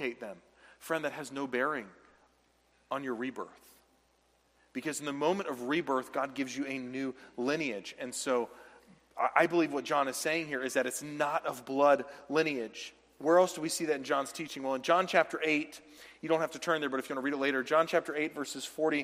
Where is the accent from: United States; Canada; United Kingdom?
United States; the South; where I was raised down south